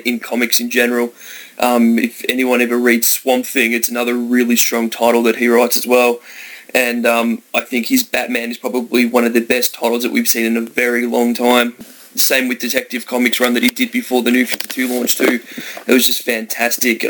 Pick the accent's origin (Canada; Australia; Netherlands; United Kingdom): Australia; I'm from Australia